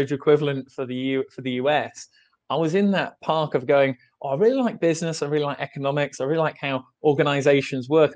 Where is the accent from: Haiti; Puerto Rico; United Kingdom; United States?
United Kingdom; England; I'm from England, and I work in the accounting office